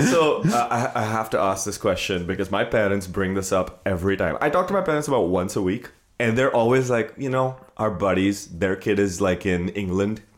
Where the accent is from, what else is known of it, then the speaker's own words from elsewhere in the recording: India; moved away as an adult; now in United States; growing up in India